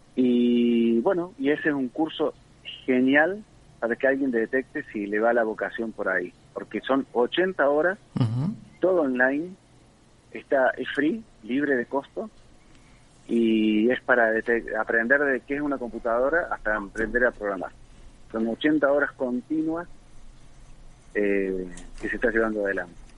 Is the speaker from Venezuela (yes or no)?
no; Río Cuarto, Córdoba, Argentina; moved away as an adult; also born or lived in Buenos Aires / Mexico; Nací en Río Cuarto